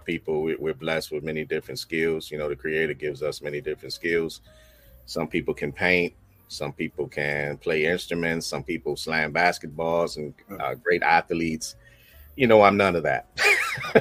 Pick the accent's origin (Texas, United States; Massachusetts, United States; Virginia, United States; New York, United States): Virginia, United States; Alexandria; also born or lived in Manassas, Virginia; I'm from Alexandria, Virginia. But I spent the last, 30 years out here in Manassas, Virginia, and Prince William County